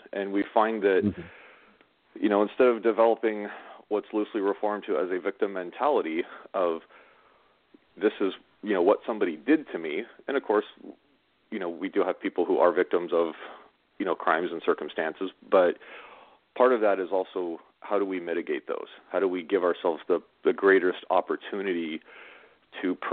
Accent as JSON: {"language": "English", "region": "Southern California", "country": "United States", "tie": "born or raised there", "said": "I grew up in Southern California"}